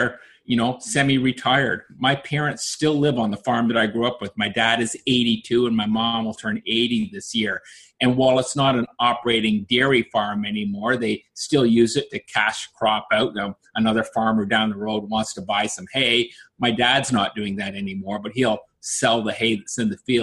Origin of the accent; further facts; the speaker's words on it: Peterborough, Ontario, Canada; also born or lived in Oshawa, Ontario; when I was 10, we moved from Oshawa to Peterborough